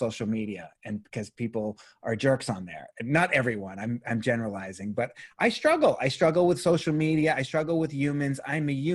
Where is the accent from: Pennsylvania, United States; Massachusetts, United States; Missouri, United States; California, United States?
Massachusetts, United States; Boston; I was raised Catholic in Boston, Massachusetts. I was an altar boy in Boston